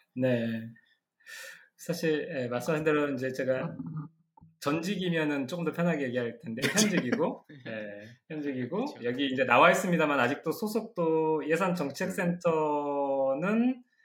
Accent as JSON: {"language": "Korean", "country": "South Korea", "said": "한국에서 온"}